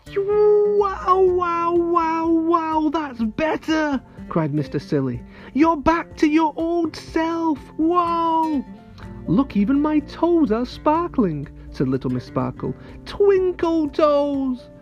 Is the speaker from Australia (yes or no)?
no; near Manchester, North West England, United Kingdom; very close to my hometown